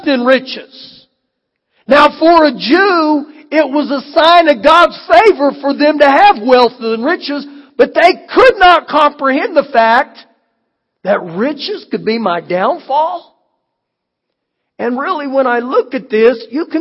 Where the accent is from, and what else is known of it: United States